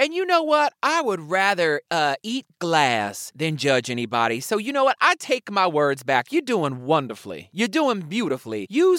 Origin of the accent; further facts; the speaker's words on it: the South, United States; did you know I'm from the South?